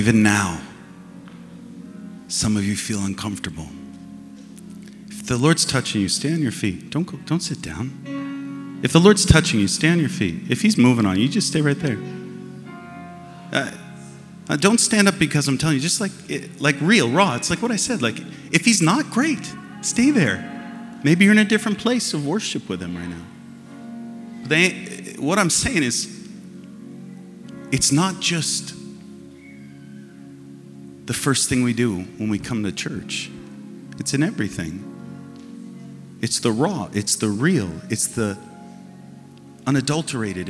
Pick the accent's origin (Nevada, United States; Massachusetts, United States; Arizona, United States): Massachusetts, United States; And we're from Massachusetts, and we put storm windows on our windows